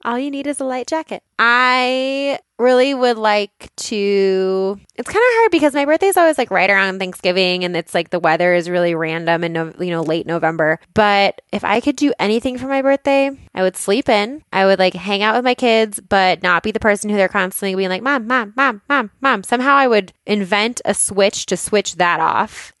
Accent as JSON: {"language": "English", "town": "Boulder", "region": "Colorado", "country": "United States", "tie": "born or raised there", "said": "I grew up in Boulder"}